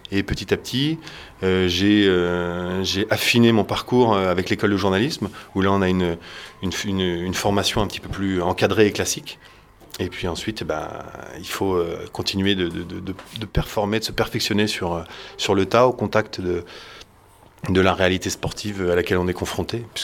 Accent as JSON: {"language": "French", "town": "Caen", "region": "Normandy", "country": "France", "tie": "born or raised there", "said": "j'ai grandi à Caen"}